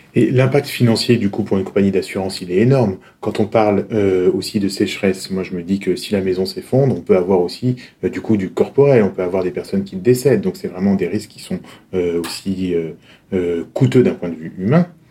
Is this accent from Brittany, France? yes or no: yes; Brittany, France; chez moi en Bretagne